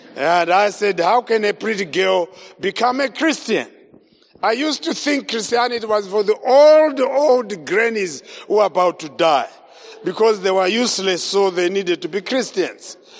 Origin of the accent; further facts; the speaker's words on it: Zimbabwe; I was born in Zimbabwe, grew up in Zimbabwe